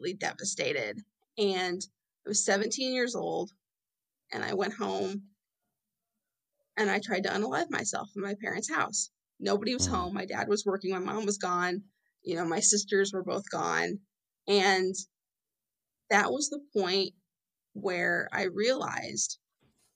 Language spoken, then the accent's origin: English; Fort Wayne, Indiana, United States; I'm in Fort Wayne, Indiana, good old Midwest girl, born and raised, been here my whole life